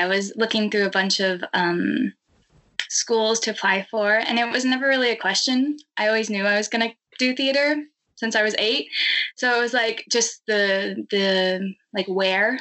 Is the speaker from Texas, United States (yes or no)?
yes; White Oak, Texas, United States; also born or lived in Ridgewood, Queens, New York; now in New York, United States; But I'm originally from a very small town in Texas called White Oak.